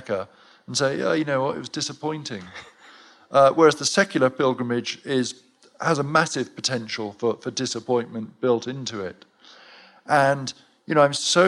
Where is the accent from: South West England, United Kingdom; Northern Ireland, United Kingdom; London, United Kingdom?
South West England, United Kingdom; Cheltenham; my hometown of Cheltenham